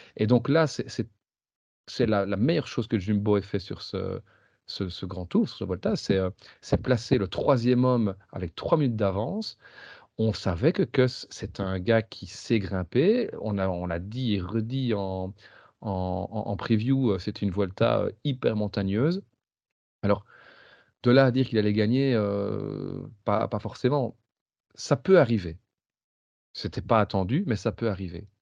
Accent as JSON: {"language": "French", "country": "Belgium", "said": "je suis belge"}